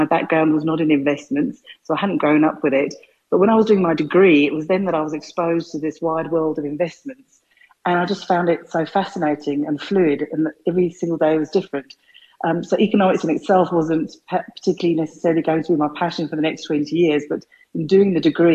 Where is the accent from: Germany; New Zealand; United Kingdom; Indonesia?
United Kingdom; London; moved away as an adult; now in South Africa; I grew up in North London